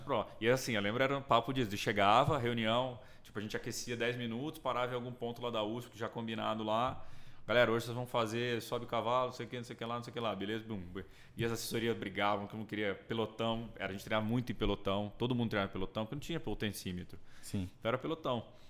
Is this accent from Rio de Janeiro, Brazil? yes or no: no; Brasília, Federal District, Brazil; moved away as an adult; now in São Paulo, Brazil; sou de Brasília, né? Nascido e criado